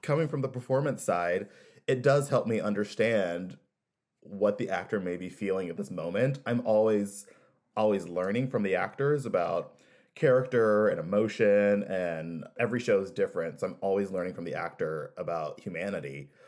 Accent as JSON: {"language": "English", "town": "Kansas City", "country": "United States", "tie": "born or raised there", "said": "I grew up in Kansas City"}